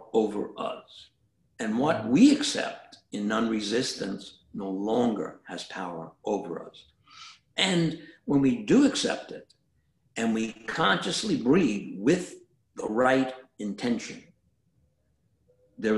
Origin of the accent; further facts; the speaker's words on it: New York City, New York, United States; moved away; I grew up in Brooklyn